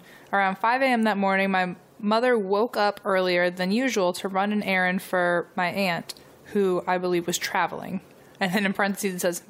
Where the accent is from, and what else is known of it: Carneys Point, New Jersey, United States; born or raised there